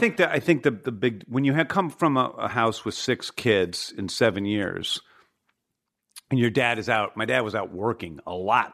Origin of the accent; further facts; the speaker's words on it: Manchester, Missouri, United States; also born or lived in St. Louis, Missouri; I grew up in Saint Louis, Missouri in the seventies